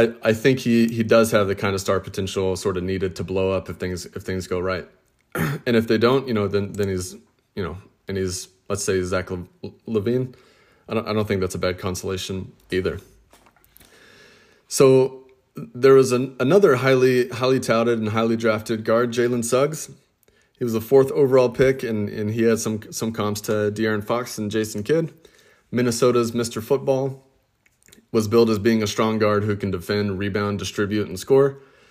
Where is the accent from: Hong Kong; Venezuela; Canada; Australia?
Australia; But with Australia, being Australian, and with Australia having a pretty strong NBA card collecting community